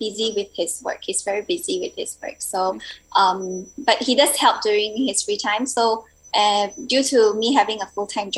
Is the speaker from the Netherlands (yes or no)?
no; Sabah, Malaysia; now in Kuantan, Malaysia; I'm personally from Sabah